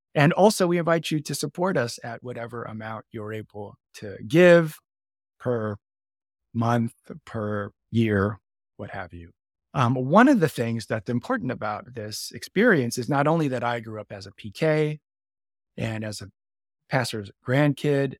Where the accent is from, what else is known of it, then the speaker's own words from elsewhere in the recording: Canada; now in Chicago, United States; I'm Canadian born as well